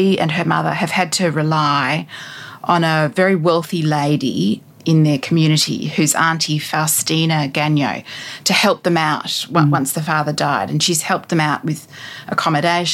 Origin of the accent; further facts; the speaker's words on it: Australia; for me as an Australian woman